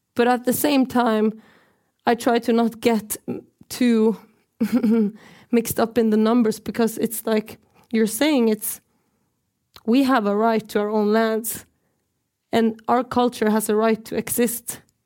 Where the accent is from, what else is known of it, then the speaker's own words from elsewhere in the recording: Norway; I'm from the Norwegian side of occupied Sápmi